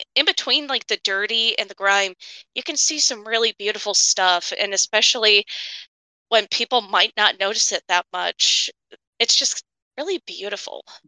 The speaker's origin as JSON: {"language": "English", "region": "Illinois", "country": "United States", "tie": "born or raised there", "said": "I'm from Illinois and I used to grow up, like, an hour north of Chica, like, hour, hour and a half north of Chicago."}